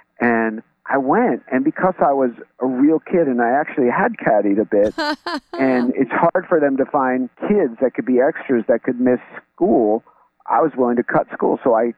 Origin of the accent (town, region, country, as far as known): New York, United States; born or raised there